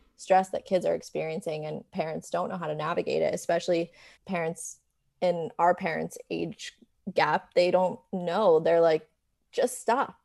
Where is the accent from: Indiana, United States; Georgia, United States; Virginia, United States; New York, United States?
New York, United States; moved away as an adult; now in Los Angeles, United States; So, I am originally from New York. I grew up there and then moved to L A when I turned eighteen for college.